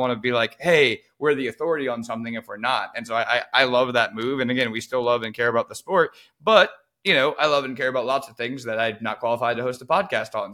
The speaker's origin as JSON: {"language": "English", "town": "Baton Rouge", "region": "Louisiana", "country": "United States", "tie": "born or raised there", "said": "growing up in Baton Rouge"}